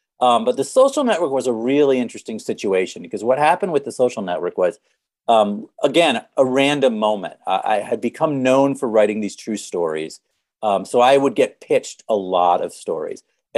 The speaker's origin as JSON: {"language": "English", "town": "Boston", "region": "Massachusetts", "country": "United States", "said": "I'm a kid from Boston."}